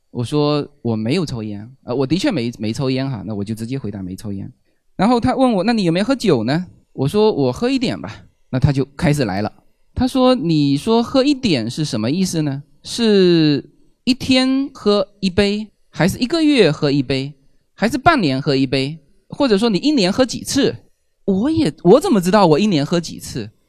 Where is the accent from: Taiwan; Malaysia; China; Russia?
China; 我们中国人叫媳妇叫娶进门嘛